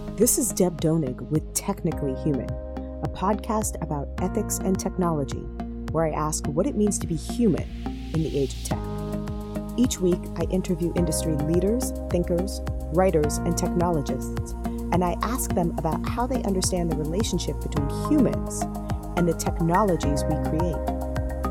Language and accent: English; Silicon Valley, California, United States; I am from Silicon Valley